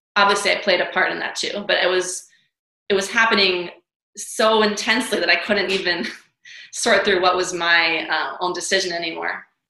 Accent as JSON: {"language": "English", "town": "New York City", "region": "New York", "country": "United States", "also_born_or_lived": "Hawaii", "moved": "yes", "said": "I'm from New York City. I trained in ballet, went to School of American Ballet for many years"}